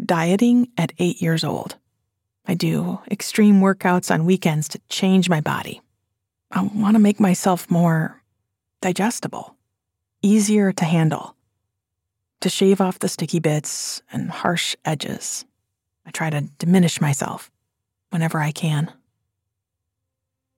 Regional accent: Flint, Michigan, United States; also born or lived in Salerno, Italy; I'm proud that I'm from Flint

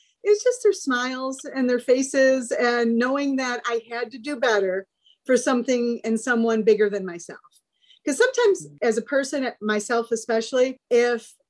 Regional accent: Chicago, Illinois, United States; I was raised in Chicago by Union Catholic Chicago family

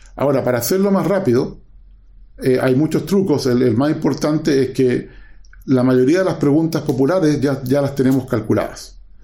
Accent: Chile; moved away as an adult; also born or lived in Waterloo, Canada; yo soy eh, chileno

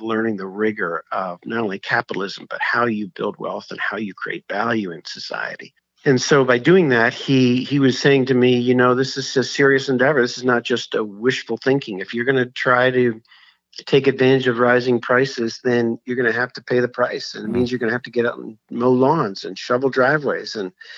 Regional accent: Philadelphia, Pennsylvania, United States; I grew up in Philadelphia

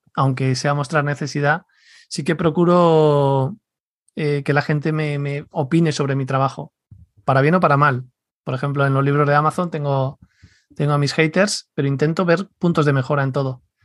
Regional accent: Leganés, Community of Madrid, Spain; yo crecí en Leganés

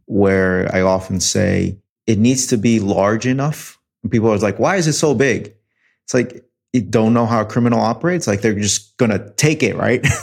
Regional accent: New York City, New York, United States; moved away; also born or lived in Detroit; I was born in New York City.

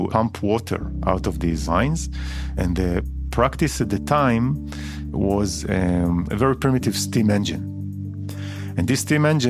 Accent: Israel; I grew up in Israel

